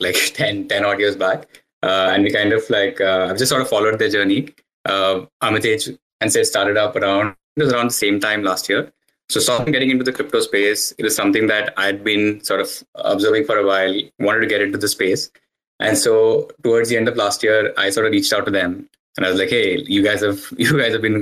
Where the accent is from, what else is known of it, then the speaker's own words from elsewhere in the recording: India; now in Canada; born and raised in India, but currently based out of Canada